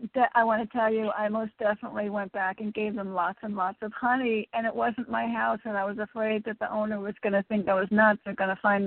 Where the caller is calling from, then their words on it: Connecticut, United States; Hi, this is … from Connecticut with the Lost and Found Keys.